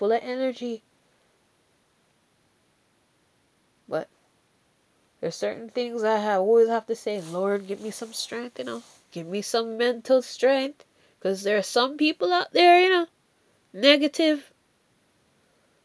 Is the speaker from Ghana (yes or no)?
no; Jamaica; accent: Jamaican; my Jamaican accent